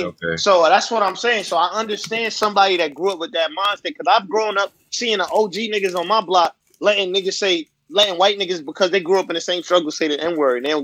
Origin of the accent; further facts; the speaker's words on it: New York City, New York, United States; also born or lived in Panama / North Carolina; I grew up in Bed-Stuy before the shit was like coffee shops.